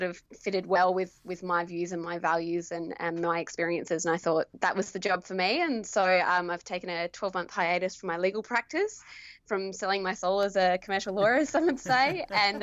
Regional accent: Esperance, Western Australia, Australia; now in Perth, Australia; I grew up in Esperance, Western Australia, and I'm a Noongar woman.

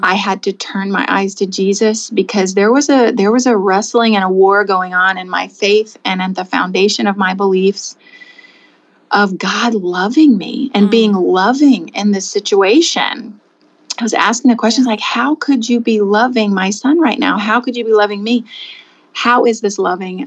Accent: Anna, Illinois, United States; now in Rector, Pennsylvania, United States; I'm from Southern Illinois, Southern Illinois, a small town called Anna

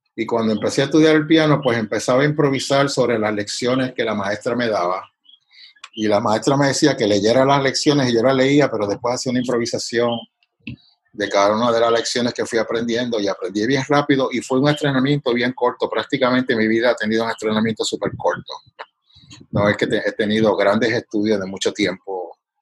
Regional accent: Canóvanas, Puerto Rico; moved away as an adult; also born or lived in Santurce / Boston; he vivido en Canóvanas y, soy de Canóvanas

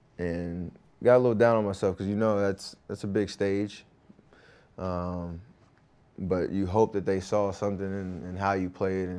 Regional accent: North Carolina, United States; growing up in Tar Heel country and in North Carolina.

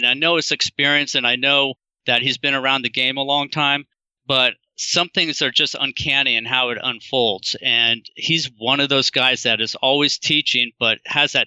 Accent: Sacramento, California, United States; I grew up in Sacramento, California

